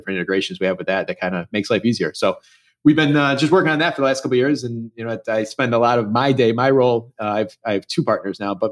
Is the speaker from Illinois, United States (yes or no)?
yes; Chicago, Illinois, United States; I grew up, born and raised in Chicago in the suburbs